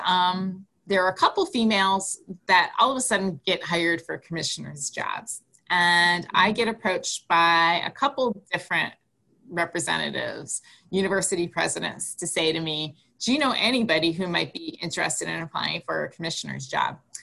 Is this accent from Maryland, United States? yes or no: no; Green Bay, Wisconsin, United States; I grew up in Green Bay, Wisconsin